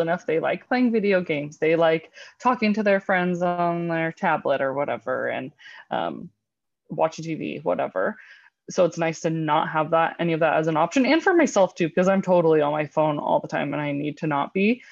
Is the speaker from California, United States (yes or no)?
yes; California, United States; moved away; I'm from California, so my childhood was spent in, uh, in a real pool